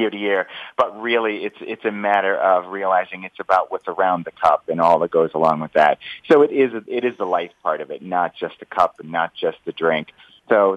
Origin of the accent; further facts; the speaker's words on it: Washington, District of Columbia, United States; also born or lived in Chicago; I hail from the Washington, D.C. area myself